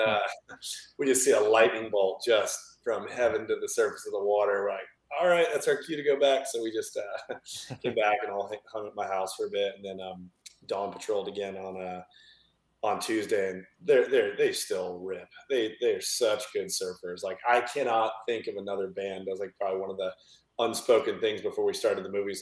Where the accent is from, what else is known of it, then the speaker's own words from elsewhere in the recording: Flagler Beach, Florida, United States; I grew up in Flagler, which is about an hour south of Jacksonville